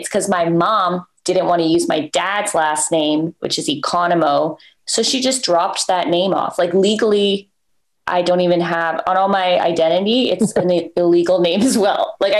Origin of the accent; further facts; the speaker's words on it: Toronto, Ontario, Canada; moved away as an adult; now in United States; when I'm from Toronto